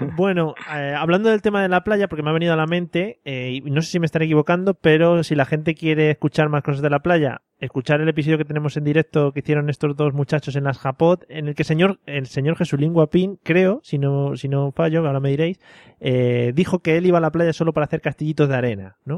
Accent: Madrid, Community of Madrid, Spain; los de Madrid siempre llevamos un bocata de calamares envuelto en albal

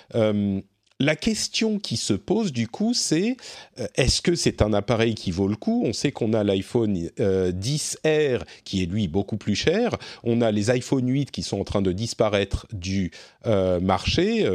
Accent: France; chez nous, en France

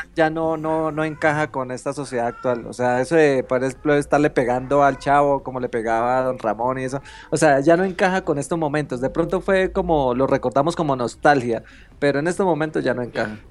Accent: Colombia; soy de Colombia

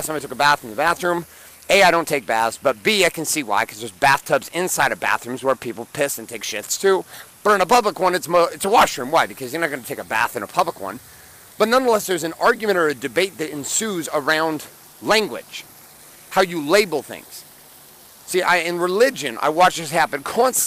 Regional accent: United States; I'm from the United States

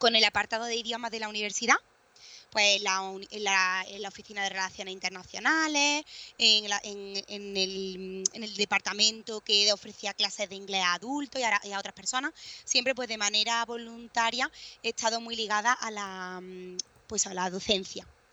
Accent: Córdoba, Andalusia, Spain; also born or lived in Berlin / Bristol; soy de Córdoba

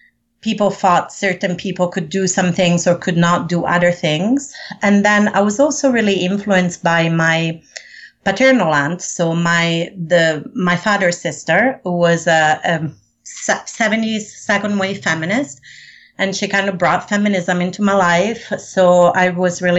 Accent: Rome, Lazio, Italy; also born or lived in Sicily; I was born in Rome, Italy. My mom is from Sicily, so I also spent a lot of time in Sicily

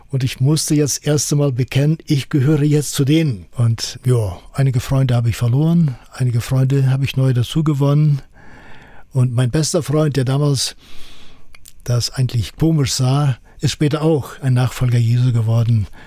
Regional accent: Kyrgyzstan; dann kam ich zurück in meinen Heimatort nach Kirgisistan und das war dann eine Herausforderung.

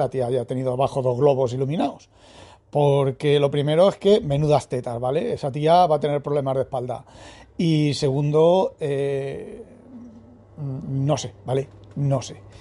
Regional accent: Spain; Soy español

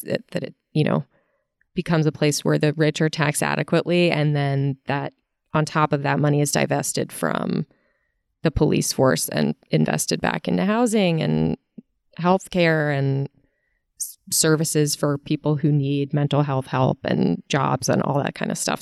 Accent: Virginia, United States; I'm from Virginia

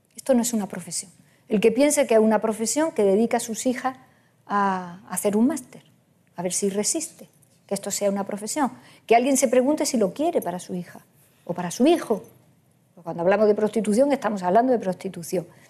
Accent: Andalusia, Spain; Yo soy andaluza

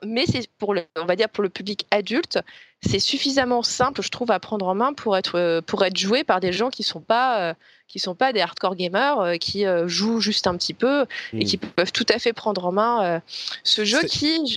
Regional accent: France; en tant que Français

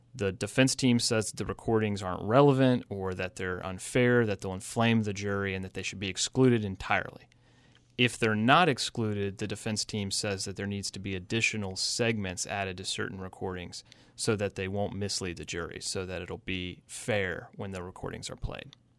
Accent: Parkersburg, West Virginia, United States; The Parkersburg area is, is, it, it happens to be where I'm from

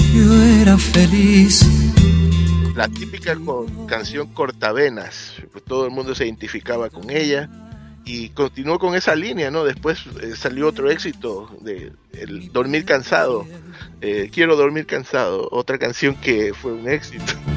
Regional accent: Ecuador; en mi país, Ecuador

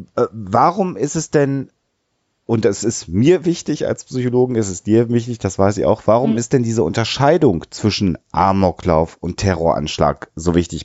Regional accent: Germany; bei uns in Deutschland

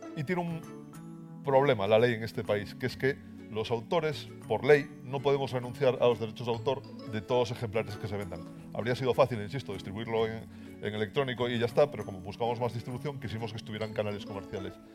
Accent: Galicia, Spain; accent: Galician; en Galicia, igual por mi acento os habéis dado cuenta, y además os dijo que trabajo en los museos científicos coruñeses

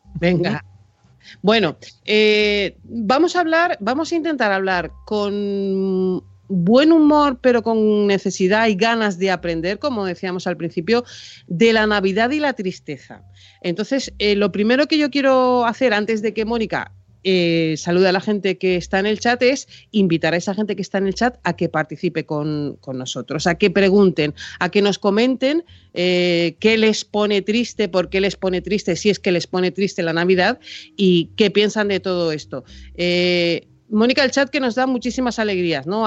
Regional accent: Tenerife, Canary Islands, Spain; mi madre estaba en Tenerife que es de donde, de donde son mis padres y de donde soy yo

